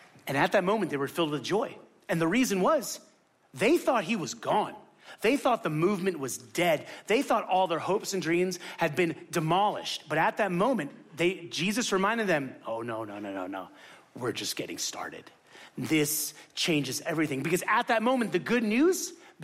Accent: Miami, Florida, United States; moved away; I'm from Miami

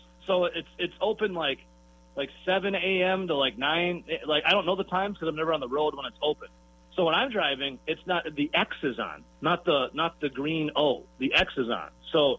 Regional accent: Wisconsin, United States; I'm from Wisconsin.

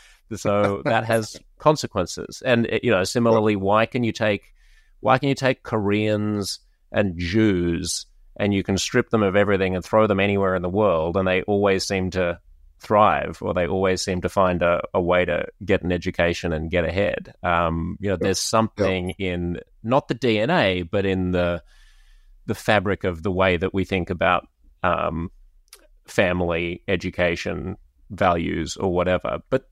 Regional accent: Australia; as an Australian

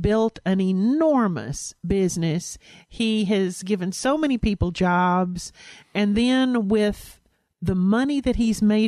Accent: Louisiana, United States; I was born in Louisiana

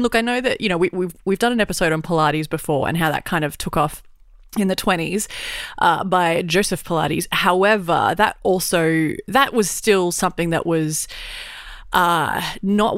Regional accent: Brisbane, Queensland, Australia; growing up in Brisbane, it's stinking hot

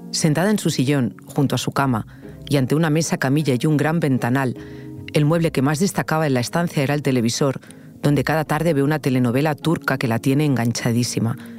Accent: A Pastoriza, Galicia, Spain; Yo nací en Pastoriza.

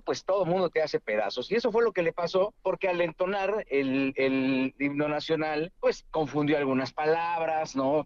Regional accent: Mexico

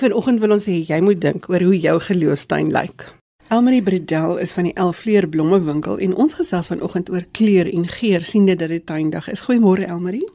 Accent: Gauteng, South Africa; as 'n kind het ek ek in Gauteng groot geword

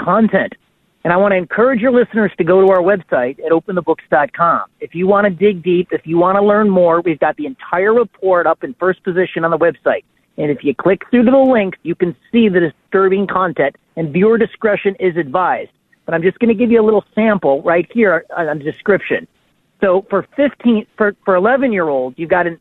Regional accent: Illinois, United States; I'm from Illinois.

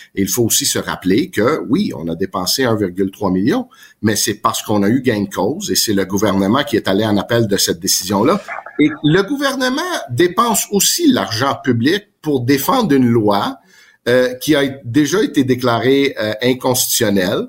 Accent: Quebec, Canada; born or raised there; French is a second language

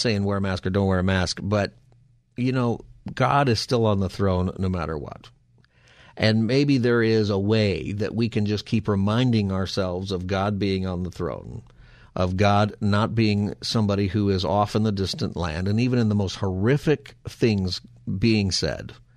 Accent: Palmdale, California, United States; I grew up in Palmdale, right here in the Southland

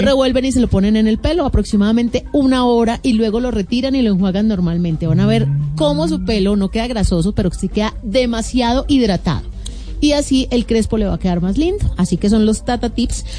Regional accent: Colombia; nosotros como colombianos

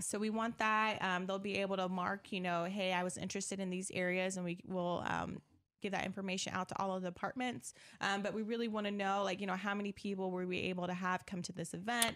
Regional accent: Decatur, Illinois, United States; also born or lived in Miami, Florida / Indiana; I'm from Decatur, Illinois, grew up here as well. Well, I, I came probably mid-childhood

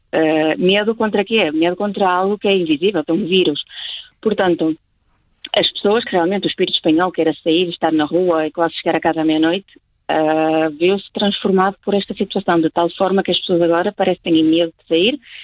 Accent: Portugal; now in Spain; por eu ser portuguesa, que sou portuguesa

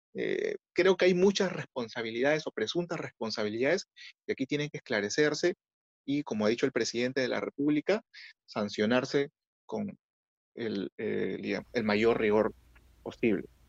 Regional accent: Peru; como ciudadanos, como vecinos, como peruanos en general

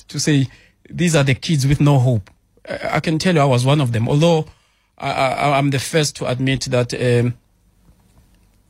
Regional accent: Katlehong, Gauteng, South Africa; I'm a township child. I was born in Katlehong.

